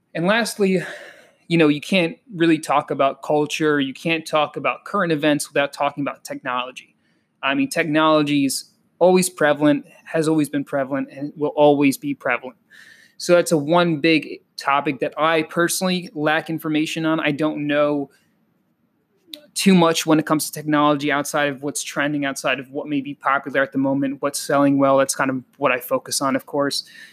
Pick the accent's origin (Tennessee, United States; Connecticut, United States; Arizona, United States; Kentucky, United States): Connecticut, United States; also born or lived in Colombia; I'm also a Connecticut kid. I was raised in Connecticut primarily.